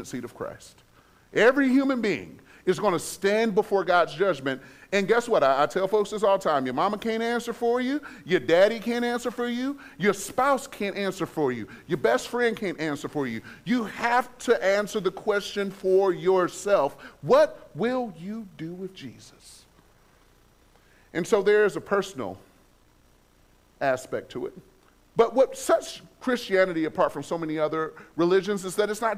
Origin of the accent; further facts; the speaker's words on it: Detroit, Michigan, United States; I'm from Detroit. I was raised surrounded by Islam.